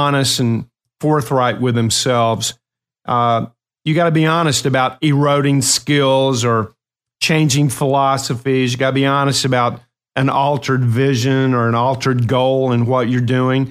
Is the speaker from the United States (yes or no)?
yes; Ashland, Kentucky, United States; I had a dog named Spot growing up in Ashland, Kentucky